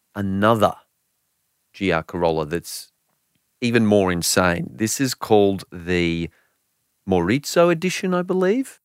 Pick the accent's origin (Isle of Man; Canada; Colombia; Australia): Australia; I'm an Aussie